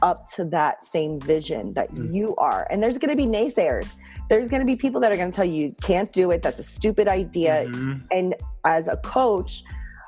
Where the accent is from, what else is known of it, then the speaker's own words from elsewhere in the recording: Miami, Florida, United States; moved away as an adult; now in New York City, United States; I'm from Miami, Florida